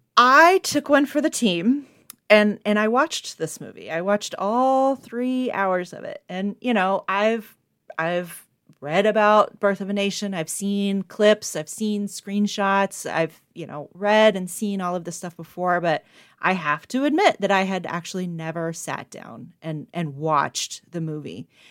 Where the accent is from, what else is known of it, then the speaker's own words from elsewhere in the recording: the South, United States; now in Buffalo, United States; I was raised in the South